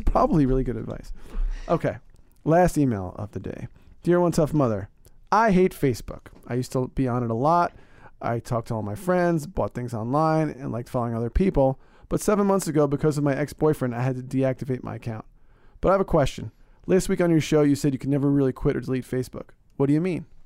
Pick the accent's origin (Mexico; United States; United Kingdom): United States; Northeast; I'm from the Northeast